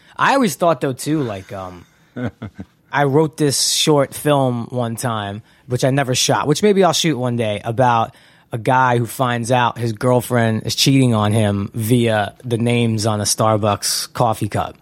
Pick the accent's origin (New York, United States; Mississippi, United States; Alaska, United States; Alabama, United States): New York, United States; New York City; moved away as an adult; also born or lived in San Fernando Valley, California; now in Los Angeles, United States; when I grew up in Brooklyn, it was kind of dominated by gangsters